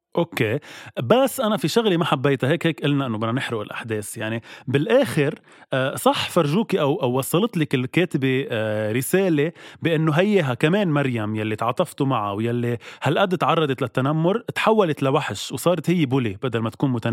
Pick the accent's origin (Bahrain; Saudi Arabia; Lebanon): Lebanon; نحن كشعب لبناني